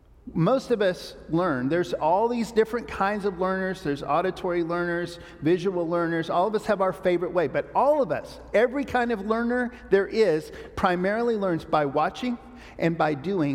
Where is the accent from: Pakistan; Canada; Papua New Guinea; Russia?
Papua New Guinea; I grew up in Papua New Guinea because my parents took this very literally